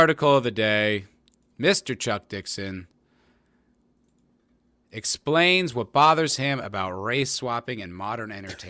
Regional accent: South Africa; I'm from South Africa, so I might be a little biased

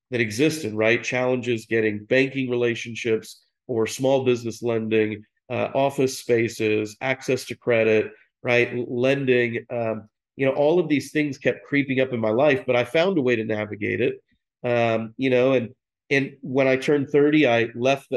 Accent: Dallas, Texas, United States; I'm from Dallas, I went to private schools here

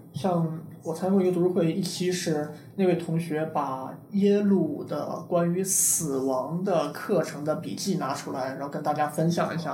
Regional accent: China; moved away as an adult; now in Silicon Valley, United States; 我出生在大陆，来硅谷三年，差不多一直在硅谷高科技公司工作

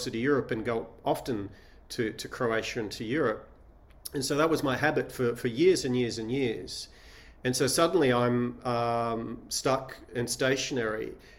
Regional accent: Sydney, New South Wales, Australia; also born or lived in Shanghai; I was born in Australia, born in Sydney, grew up there.

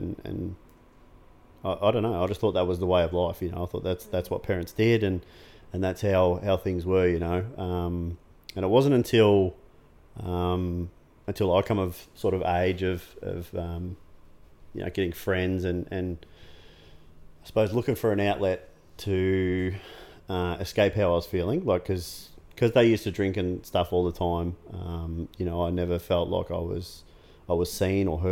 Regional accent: Geelong, Victoria, Australia; I grew up in Corio

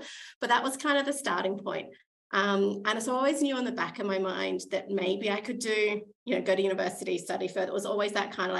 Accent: Adelaide, South Australia, Australia; moved away as an adult; also born or lived in Stockholm, Sweden / Jönköping, Sweden; now in Brisbane, Australia; I grew up in Adelaide

